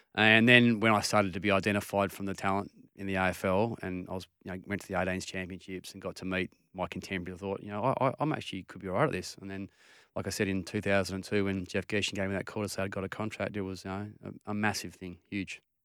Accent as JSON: {"language": "English", "town": "Perth", "region": "Western Australia", "country": "Australia", "tie": "born or raised there", "said": "I'm a Maddington boy, um, you know, southeastern suburbs. Um, that's where I grew up"}